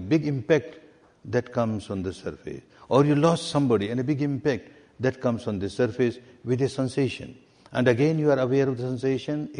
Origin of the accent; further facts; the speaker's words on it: Myanmar; English is a second language; moved away as an adult; I was born and brought up in Myanmar, Burma